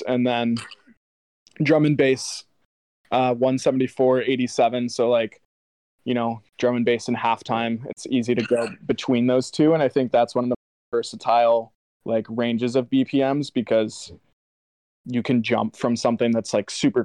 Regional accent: Atlanta, Georgia, United States; I grew up in Atlanta

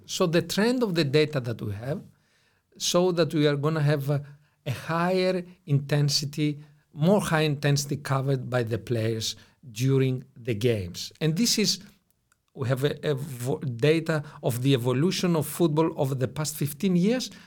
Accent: Greece; also born or lived in Brussels, Belgium; I'm Greek in origin

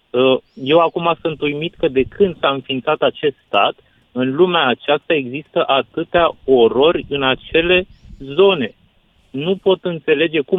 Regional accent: Palestine; mă prezint … sunt născut și crescut în Palestina, de tatăl palestinian și mamă româncă.

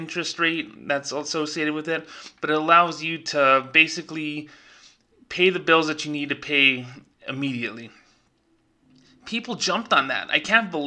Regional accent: Las Cruces, New Mexico, United States; my hometown of Las Cruces, New Mexico

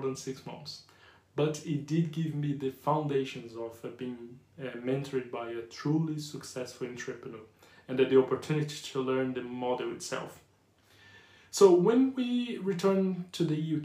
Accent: Brazil; accent: Brazilian / Yorkshire; English is a second language; moved away as an adult; also born or lived in Yorkshire; now in United Kingdom; English is not my first language. Even though I can speak English fluent with a strong Brazilian / Yorkshire accent

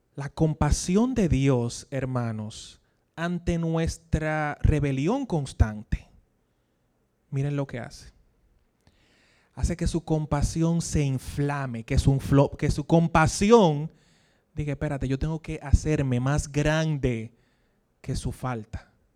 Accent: Dominican Republic; accent: Dominican; como diríamos aquí en dominicano

